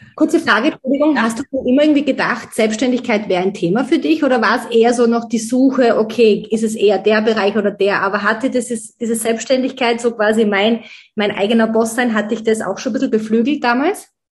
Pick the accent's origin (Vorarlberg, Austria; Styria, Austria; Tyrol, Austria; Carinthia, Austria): Styria, Austria; now in Vienna, Austria; im Dorf in Dechenskirchen, so heißt mein Heimatdorf